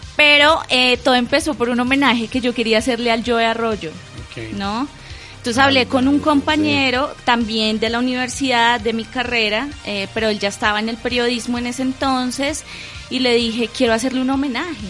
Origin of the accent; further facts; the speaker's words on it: Bogotá, Colombia; yo nací aquí en Bogotá